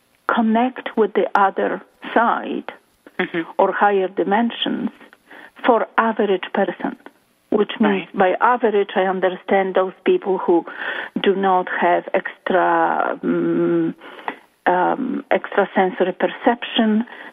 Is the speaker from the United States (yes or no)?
no; Poland; English is a second language; moved away as an adult; now in Toronto, Canada; about 22 years ago, I came to Canada from Poland searching for, I guess, my place in life.